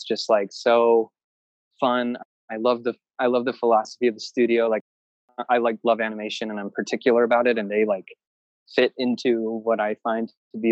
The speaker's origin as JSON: {"language": "English", "region": "Wisconsin", "country": "United States", "moved": "as an adult", "lives_now": "Los Angeles, United States", "said": "I was like from Wisconsin and my band was from Wisconsin"}